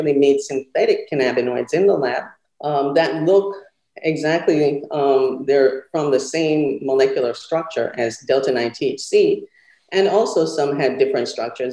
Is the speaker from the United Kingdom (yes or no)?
no; Jamaica; moved away as an adult; also born or lived in Clemson; now in Savannah, United States; So I was raised in Jamaica, born and bred in Jamaica.